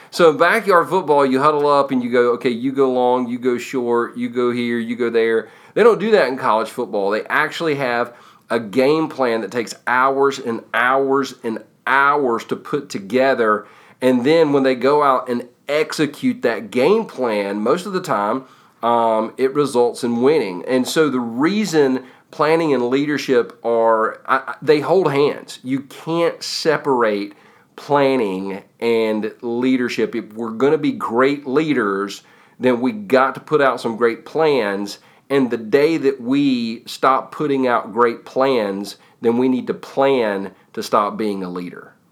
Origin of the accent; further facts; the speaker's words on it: United States; I was born in America, live in, you know, live in America, love America